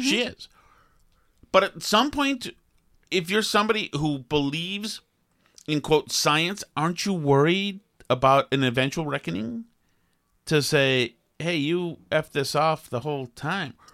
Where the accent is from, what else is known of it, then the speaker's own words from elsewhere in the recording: Boston, Massachusetts, United States; the couple who I grew up with in Boston